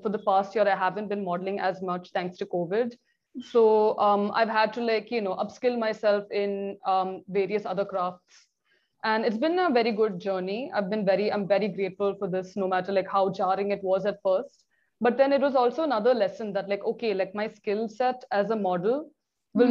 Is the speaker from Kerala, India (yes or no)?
yes; Kochi, Kerala, India; moved away as an adult; also born or lived in Delhi; right now I am based in Cochin. It is my hometown.